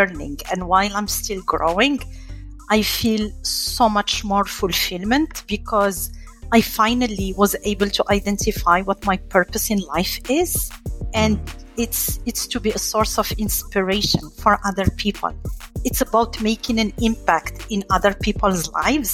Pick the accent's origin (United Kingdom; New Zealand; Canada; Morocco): Morocco; moved away as an adult; also born or lived in France; now in United States; I grew up in Morocco, I studied in France, and then here in the US